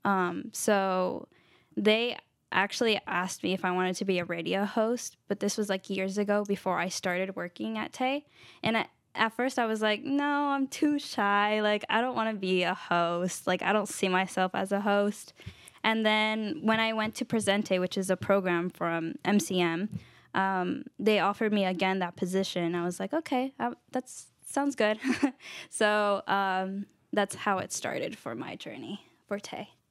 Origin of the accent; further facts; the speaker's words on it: Marin, California, United States; also born or lived in Vallejo; I was born and raised in Marin